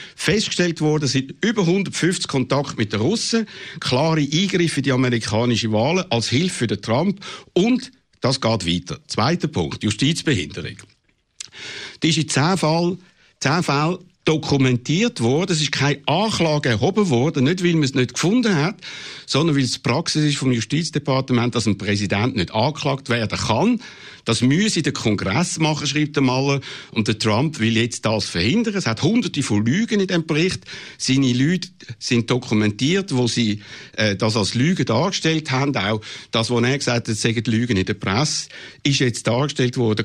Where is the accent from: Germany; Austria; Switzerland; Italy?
Switzerland; wir als Schweizer